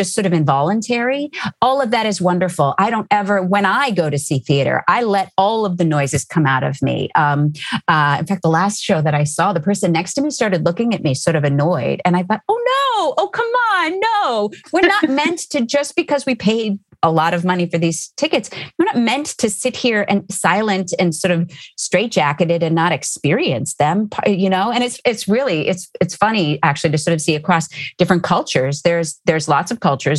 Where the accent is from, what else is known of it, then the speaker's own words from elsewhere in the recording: Cambridge, Massachusetts, United States; I grew up outside Boston